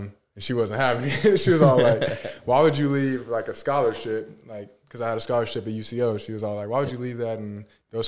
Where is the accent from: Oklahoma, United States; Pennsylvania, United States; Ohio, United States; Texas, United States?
Oklahoma, United States; Moore; I'm actually from Moore, Oklahoma